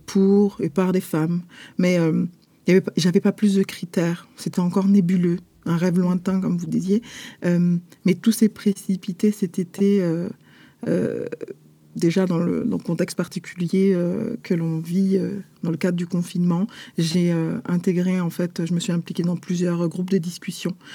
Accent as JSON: {"language": "French", "town": "Paris", "region": "Île-de-France", "country": "France", "tie": "born or raised there", "moved": "as an adult", "lives_now": "Montreal, Canada", "said": "sommes nés et nous avons grandi à Paris, en France"}